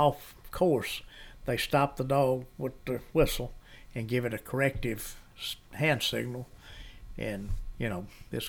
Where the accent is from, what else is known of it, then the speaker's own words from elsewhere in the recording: West Point, Mississippi, United States; also born or lived in Tupelo, Mississippi; the old mayor of West Point, Kenny Deal, and I grew up together in West Point.